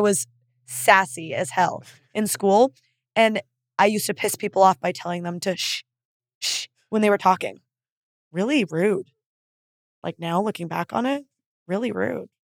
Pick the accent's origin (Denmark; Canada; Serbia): Canada; moved away; being Canadian